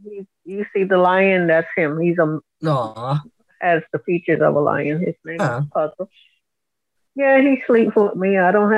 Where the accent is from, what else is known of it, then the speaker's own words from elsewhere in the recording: Pembroke Pines, Florida, United States; And I'm from Pembroke Pines, Florida.